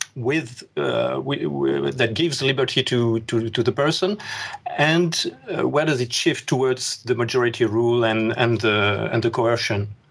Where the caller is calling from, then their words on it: Paris, Île-de-France, France; I'm calling you from Paris, France